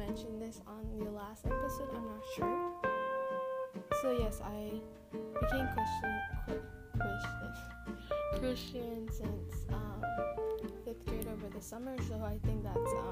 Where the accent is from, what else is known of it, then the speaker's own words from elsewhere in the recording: United States; first language Spanish; English is a second language; I'm an American citizen, so I was born in America.